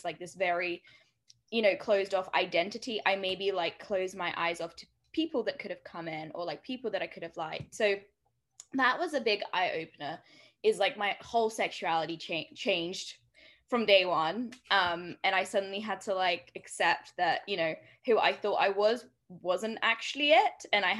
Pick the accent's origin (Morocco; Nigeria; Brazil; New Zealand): Brazil; also born or lived in United Kingdom; It makes sense to me because I'm from Brazil. Like, I grew up on the beach every day.